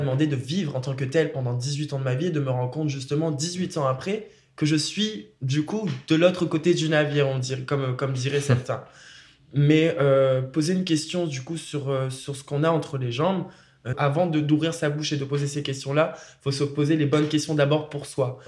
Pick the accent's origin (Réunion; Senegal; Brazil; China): Réunion; moved away as an adult; je suis parti de la Réunion quand même à mes 18 ans et je me suis installé ici